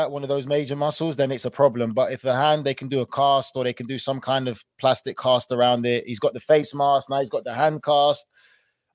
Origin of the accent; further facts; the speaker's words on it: England, United Kingdom; I'm from England